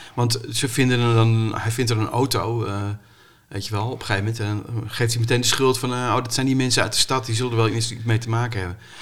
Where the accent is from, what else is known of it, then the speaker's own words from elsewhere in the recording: Amstelveen, North Holland, Netherlands; ik kom uit Amstelveen